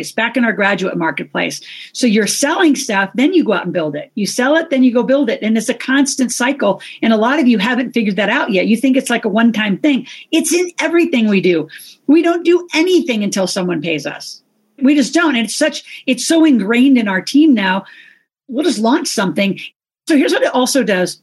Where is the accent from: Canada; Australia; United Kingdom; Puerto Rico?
Canada; Toronto, Ontario; I'm from Toronto, Canada